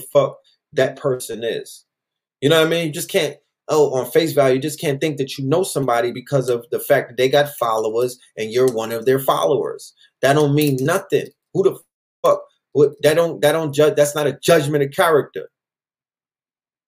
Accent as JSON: {"language": "English", "region": "New York", "country": "United States", "said": "I'm from New York"}